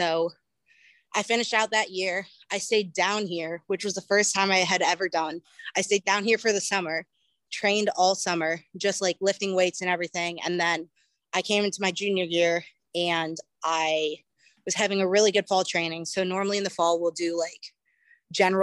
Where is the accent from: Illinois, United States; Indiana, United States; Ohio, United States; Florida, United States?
Ohio, United States; Cleveland; I am originally from Cleveland, Ohio. I started doing track in elementary school.